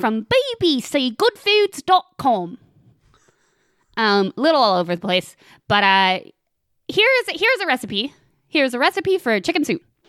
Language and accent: English; Knoxville, Tennessee, United States; moved away; the city I consider my hometown